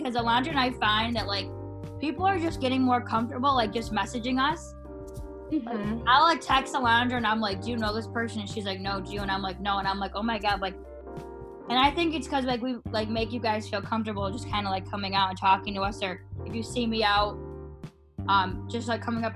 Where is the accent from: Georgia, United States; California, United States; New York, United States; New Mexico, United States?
New York, United States; moved away as an adult; also born or lived in South Carolina; I'm from New York, going down to school in South Carolina